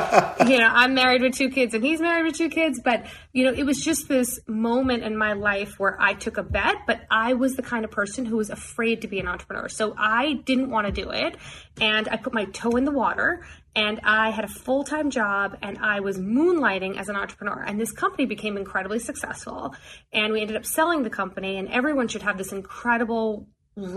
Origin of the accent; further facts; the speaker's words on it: Springfield, Illinois, United States; moved away; also born or lived in New York; So I was born in Springfield, Illinois